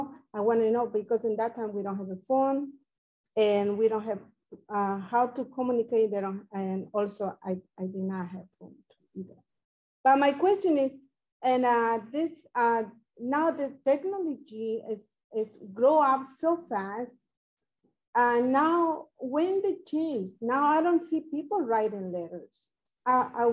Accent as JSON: {"language": "English", "country": "Bolivia", "moved": "yes", "said": "I am from Bolivia"}